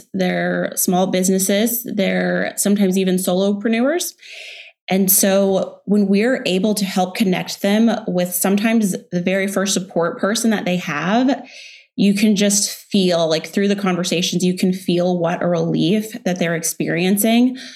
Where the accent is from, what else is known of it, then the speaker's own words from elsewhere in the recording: Texas, United States; also born or lived in Houston / Dallas; now in Austin, United States; I grew up in Texas, born in Houston. In middle school, we moved to Dallas